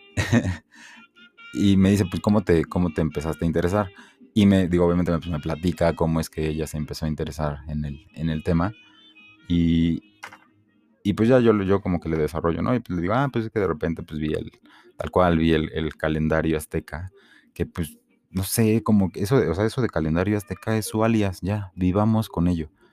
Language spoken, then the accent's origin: Spanish; Mexico City, Mexico; soy un chilango, este, mm, mi, mi, padre es de Veracruz, mi madre es de Torreón y pues yo nací aquí.